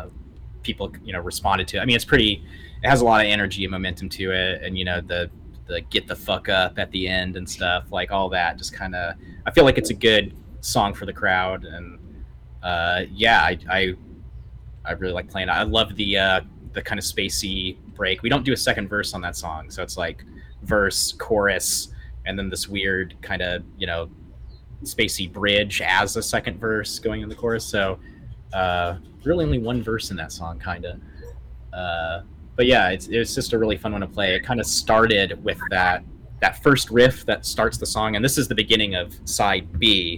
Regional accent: Oklahoma, United States; growing up in Oklahoma

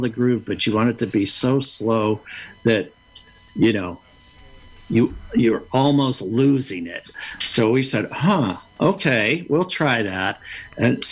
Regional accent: United States; moved away as an adult; also born or lived in Pittsburgh, Pennsylvania / Kentucky / New York; growing up in Pittsburgh or in Kentucky

